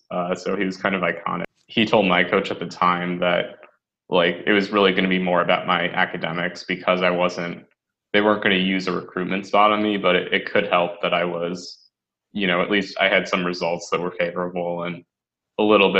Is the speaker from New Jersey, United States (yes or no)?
no; Western Massachusetts, United States; So I'm from Western Massachusetts, which is 2 hours west of Boston, and then, you know, an hour west of Worcester, as they say here. So I grew up there